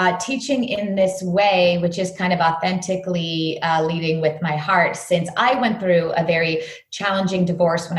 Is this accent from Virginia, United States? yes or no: yes; New York City, grew up dancing in Virginia, United States; I was born in New York City